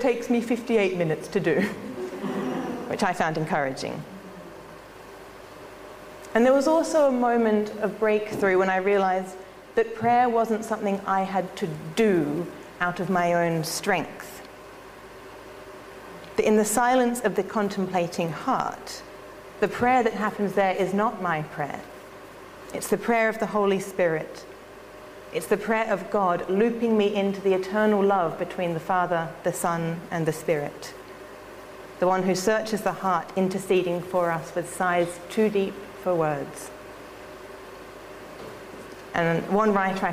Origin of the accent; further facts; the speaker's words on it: Australia; I'm an Australian